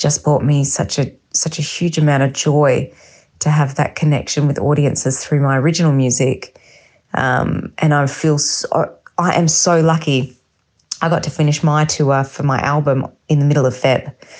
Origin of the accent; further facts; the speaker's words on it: Perth, Western Australia, Australia; moved away as an adult; now in Berlin, Germany; I'm in my hometown of Perth